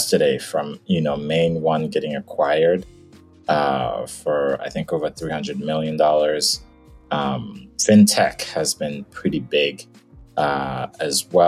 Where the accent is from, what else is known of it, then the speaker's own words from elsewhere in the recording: Nigeria; moved away as an adult; now in United States; I was born in Nigeria, actually spent, you know, half my life there. And then I moved to the States